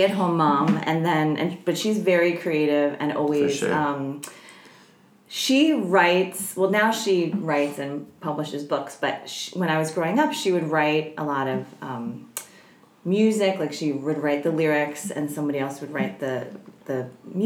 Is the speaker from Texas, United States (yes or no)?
no; Chatham, New Jersey, United States; also born or lived in Summit, New Jersey; I grew up in a town called Chatham, and I was born in a town called Summit, which is right next door